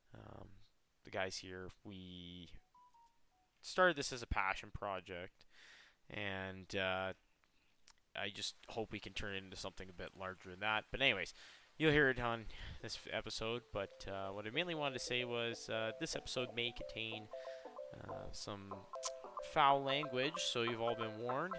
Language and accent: English; Canada; we're Canadian